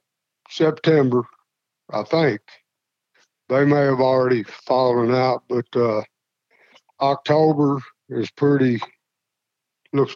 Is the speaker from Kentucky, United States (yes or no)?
yes; Slaughters, Kentucky, United States; I grew up on Rural Route 1, Slaughter's, Kentucky